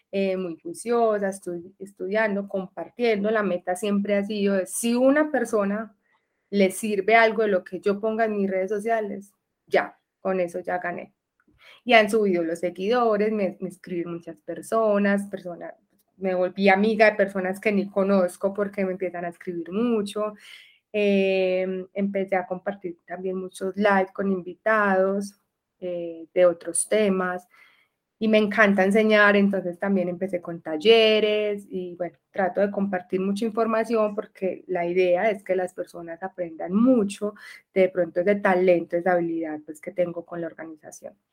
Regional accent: Medellín, Antioquia, Colombia; Bueno, yo soy de Medellín, vivo en Medellín y en este momento estoy viviendo en la parte rural de Medellín, se llama Santa Elena, vivo en el campo

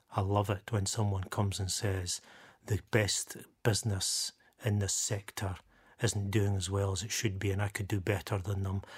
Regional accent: Dundee, Scotland, United Kingdom; born or raised there

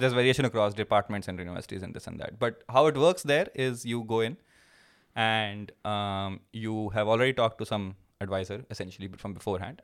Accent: Uttar Pradesh, India; moved away as an adult; also born or lived in Pilani, India / Michigan, United States; now in Germany; when I was in, uh, in, in U P, when I was growing up

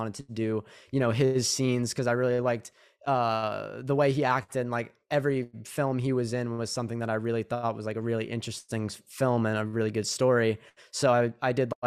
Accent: New York City, New York, United States; now in New Jersey, United States; I grew up in Staten Island

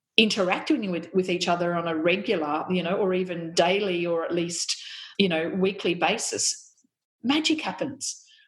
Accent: country New South Wales, Australia; also born or lived in Canberra; now in Melbourne, Australia; I grew up in country New South Wales, and it was a very very white um, community eh, that I, I grew up

